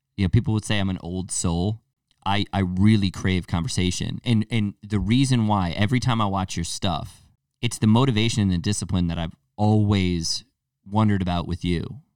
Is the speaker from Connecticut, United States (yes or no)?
yes; Torrington, Connecticut, United States; I'm from Tor-, Kin-, Torrington, Connecticut